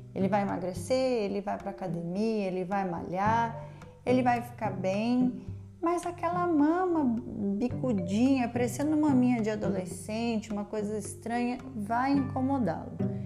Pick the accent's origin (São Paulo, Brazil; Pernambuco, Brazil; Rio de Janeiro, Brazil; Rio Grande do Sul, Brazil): São Paulo, Brazil; interior of São Paulo state, Brazil; now in Goiânia, Brazil; Eu sou paulista do interior de São Paulo, mas eu estou em Goiânia